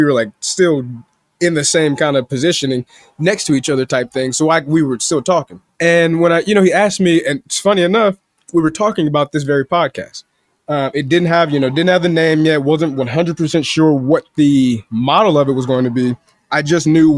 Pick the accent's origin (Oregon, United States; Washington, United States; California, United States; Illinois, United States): Illinois, United States; Chicago